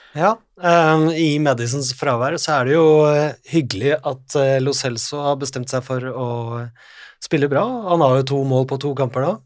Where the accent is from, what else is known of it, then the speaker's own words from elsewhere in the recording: Norway; Vi som nordmenn vi er jo vokst opp